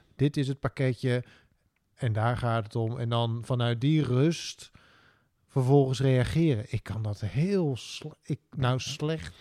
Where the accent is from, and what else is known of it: Drenthe, Netherlands